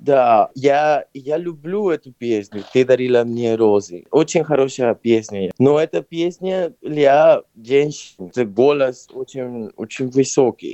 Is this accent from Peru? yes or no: yes; Lima, Peru; Russian is a second language; also born or lived in Barcelona, Spain / London, United Kingdom; now in Moscow, Russia; Я родился в Перу, в Лима, но я переехал в Испанию, может быть, уже 20 лет назад